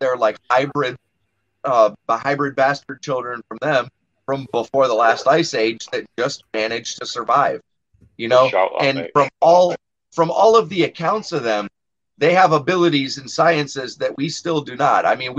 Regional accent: United States; I am American.

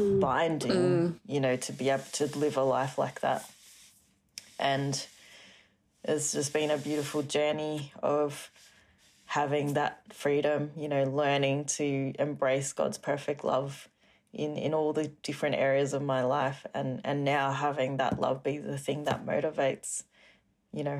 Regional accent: Singapore; growing up in Singapore, it's a very strict kind of country, lots of rules. And so I was brought up in a very strict family as well.

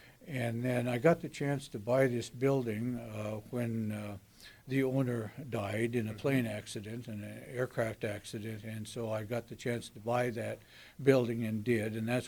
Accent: Colfax, Washington, United States; born there; Actually, I was born in Colfax, but I lived at the depot down here in Potlatch for the first year of my life.

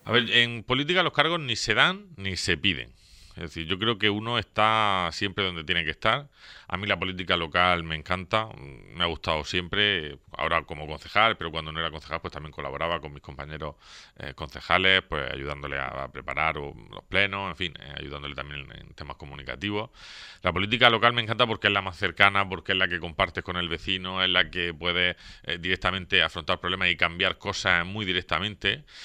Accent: Torre Pacheco, Region of Murcia, Spain; vecino de Pacheco desde que nací. He vivido aquí toda mi vida, toda mi vida. nací en el barrio de San Juan

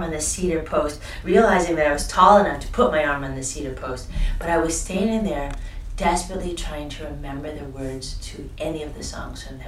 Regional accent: Boston, Massachusetts, United States; moved away as an adult; also born or lived in Amherst, Massachusetts / Northampton, Massachusetts / New York City; now in Montreal, Canada; I was in Boston until I was 19.

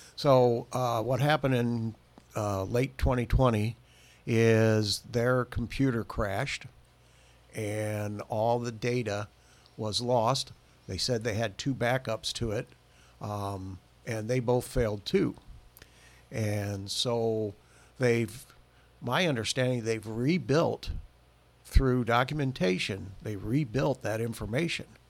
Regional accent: Bremen, Indiana, United States; Well, I was born in Bremen and raised there all my adult life.

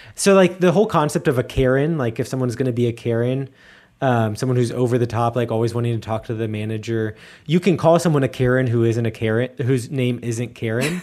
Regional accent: Cincinnati, Ohio, United States; moved away as an adult; also born or lived in Erfurt, Germany; now in Munich, Germany; I'm from, from Cincinnati.

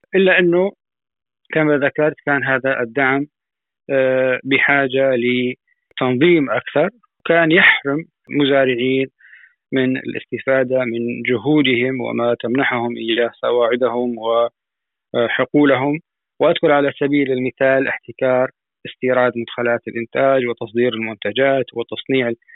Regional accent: Syria; عندنا في سوريا

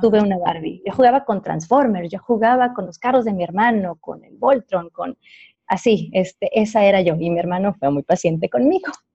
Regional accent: Ciudad Juárez, Chihuahua, Mexico; yo soy orgullosamente de Ciudad Juárez, Chihuahua

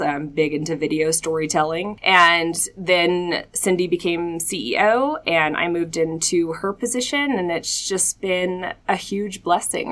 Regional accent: Atlanta, Georgia, United States; moved away as an adult; also born or lived in Augusta, Georgia; now in Colorado Springs, United States; I am from Atlanta, Georgia, born and raised

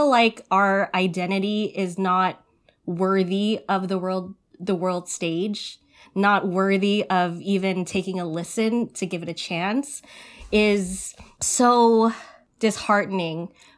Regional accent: United States; I am Filipino, and it took years and years of decolonizing my mind and just loving and embracing every part of myself, which is Filipino-American, Filipino in this country.

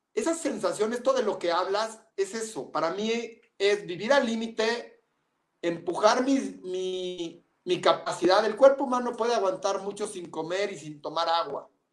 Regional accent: Mexico; Por México, en mi país

